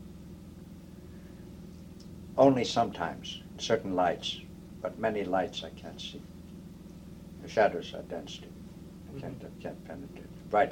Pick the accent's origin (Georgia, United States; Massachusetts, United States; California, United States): Massachusetts, United States; I come from Massachusetts.